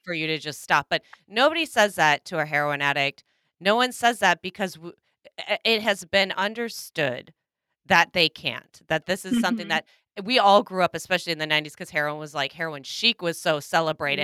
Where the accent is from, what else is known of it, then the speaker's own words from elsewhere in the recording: Minnesota, United States; my home state, Minnesota